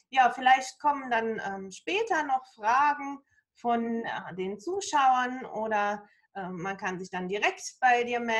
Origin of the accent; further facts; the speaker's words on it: Germany; ich komme natürlich aus Deutschland